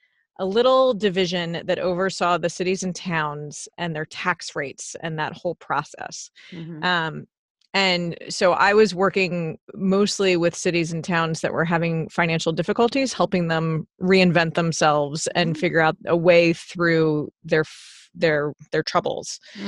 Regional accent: Washington, District of Columbia, United States; I grew up in Washington, D.C.

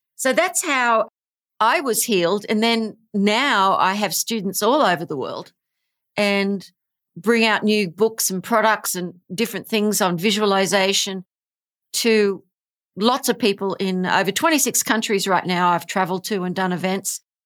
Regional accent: Australia; I am from Australia.

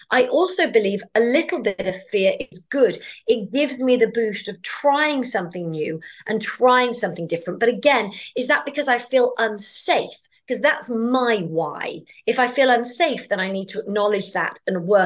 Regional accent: United Kingdom; as a Brit

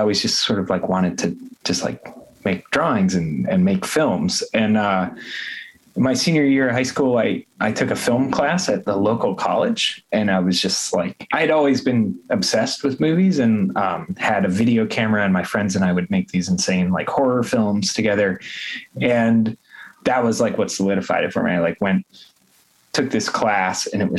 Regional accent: southwestern New Hampshire, United States; now in Baltimore, United States; I grew up in rural New Hampshire, kind of southwestern New Hampshire in the woods.

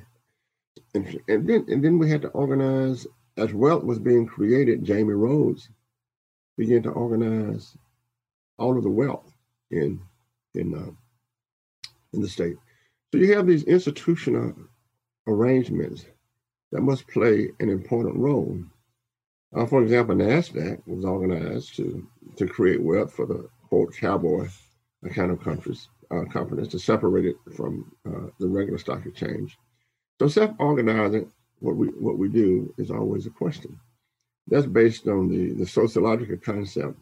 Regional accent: Louisiana, United States; I'm from Louisiana

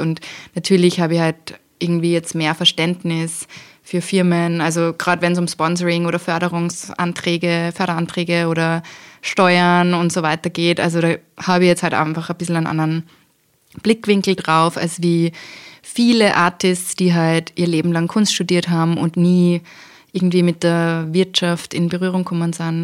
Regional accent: Austria; habe ich eben mit österreichischem Volkstanz im Dirndl begonnen in der Volksschule

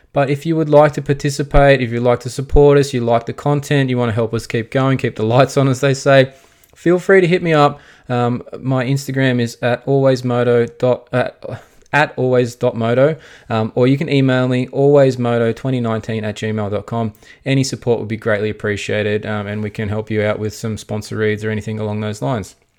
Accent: Australia; we are Australian

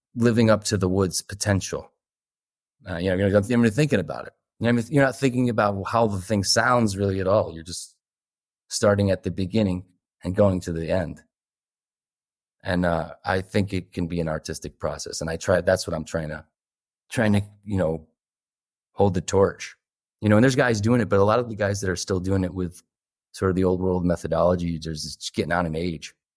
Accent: Northeast, United States; I'm from the Northeast

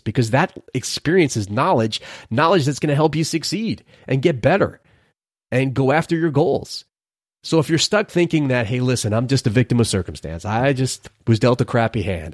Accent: New York City, New York, United States; moved away; growing up in Brooklyn, for a period of time in my life

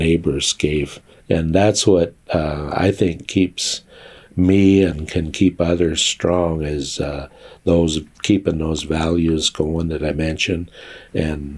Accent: Cheyenne River Sioux Reservation, South Dakota, United States; now in Sheridan, United States; born on and raised on the Cheyenne River Sioux Reservation in South Dakota

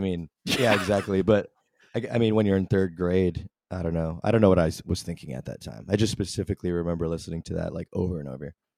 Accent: San Antonio, Texas, United States; I'm from San Antonio

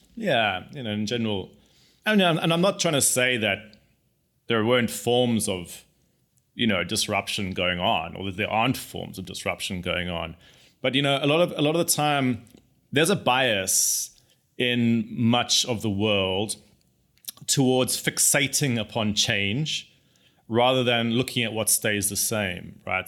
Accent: South Africa; I grew up in South Africa

